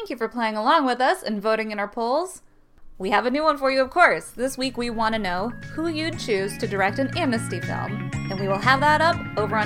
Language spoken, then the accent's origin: English; Columbus, Ohio, United States; we grew up in Columbus, Ohio